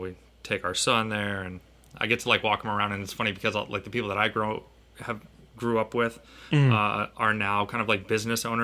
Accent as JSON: {"language": "English", "area": "Martha's Vineyard", "region": "Massachusetts", "country": "United States", "tie": "born or raised there", "said": "I grew up on Martha's Vineyard"}